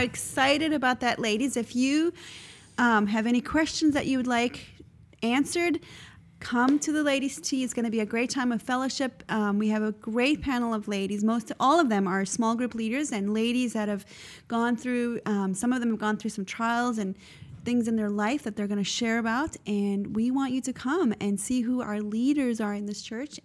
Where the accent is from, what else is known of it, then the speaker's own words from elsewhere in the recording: South Africa; moved away; when I grew up in South Africa